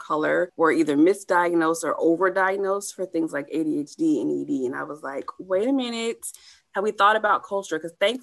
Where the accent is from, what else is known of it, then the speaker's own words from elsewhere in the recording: Texas, United States; moved away as an adult; also born or lived in Atlanta, Georgia; I was the only friend of mine that left Texas